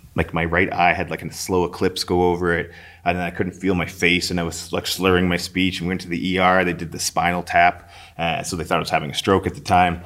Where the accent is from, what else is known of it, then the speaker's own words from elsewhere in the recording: St. Albert, Alberta, Canada; I grew up in Saint Albert.